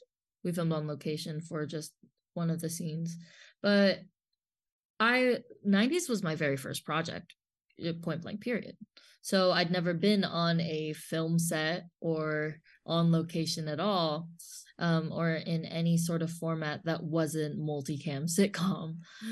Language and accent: English; Los Angeles, California, United States; I guess I'm just spoiled living, like growing up in Los Angeles where there's just everything everywhere.